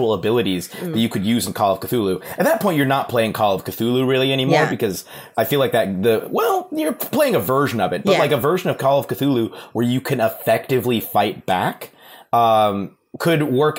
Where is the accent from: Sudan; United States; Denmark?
United States; speaking as an American